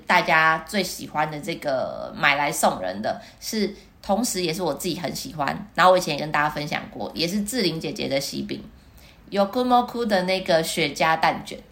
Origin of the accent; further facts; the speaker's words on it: Taiwan; 我们台湾